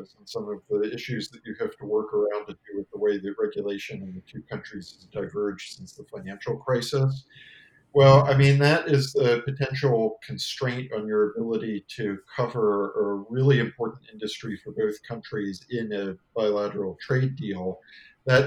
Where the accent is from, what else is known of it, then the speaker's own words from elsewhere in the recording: United States; as an American